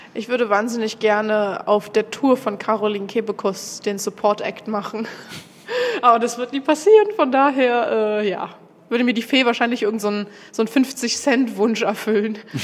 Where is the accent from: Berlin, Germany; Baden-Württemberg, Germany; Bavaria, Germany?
Berlin, Germany; komme aus Berlin